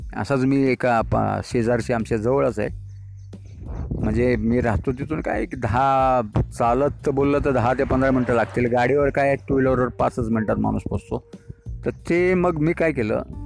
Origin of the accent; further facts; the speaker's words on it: Wai, Maharashtra, India; also born or lived in Mumbai; माझं गाव हे सातारा जिल्ह्यामध्ये आहे वाई तालुक्यात पूर्वी माझा जन्म झाला मुंबईमध्ये पण लहानपण मुंबईमध्ये गेलं शाळा मुंबईमध्ये थोडी गेली अर्धी गावी गेली